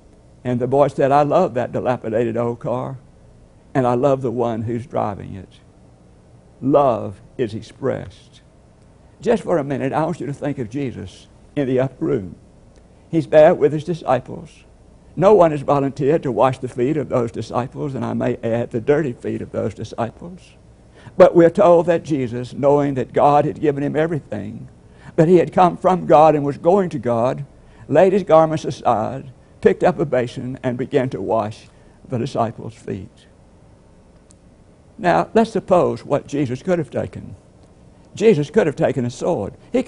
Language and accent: English; Puerto Rico; first language Spanish; English is a second language; I am from Puerto Rico and a member of the Messiah Baptist Church.